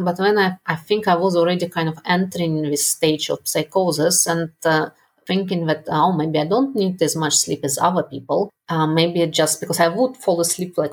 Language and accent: English; Russia; moved away as an adult; also born or lived in Netherlands / United Kingdom; I was brought up in Russia